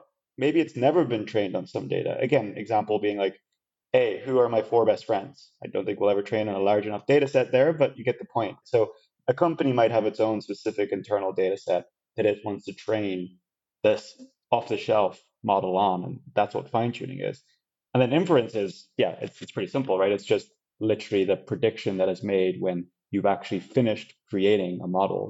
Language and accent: English; Ireland; an Irish guy